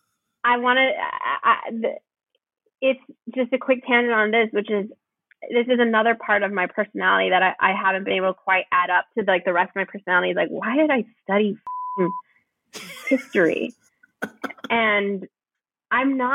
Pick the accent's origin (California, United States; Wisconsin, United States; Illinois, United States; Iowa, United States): California, United States; near Brea; moved away as an adult; also born or lived in New York; I grew up near Brea